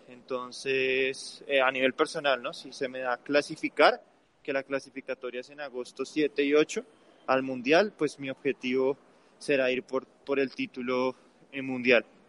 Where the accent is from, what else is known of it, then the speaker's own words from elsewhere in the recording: Colombia; nosotros como colombianos